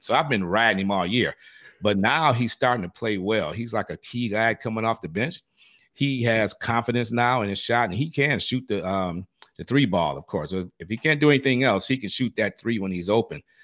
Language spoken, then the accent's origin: English; Detroit, Michigan, United States; moved away; originally I'm from Detroit. I don't know if I mentioned that, but I am originally from Detroit